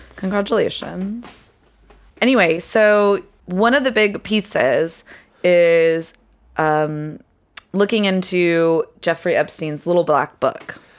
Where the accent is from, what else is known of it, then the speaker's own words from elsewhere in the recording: England, United Kingdom; moved away; I grew up in England.